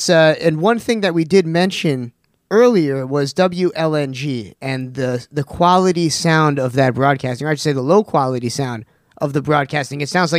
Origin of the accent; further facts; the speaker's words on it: Sag Harbor, New York, United States; yes, we're from the Hamptons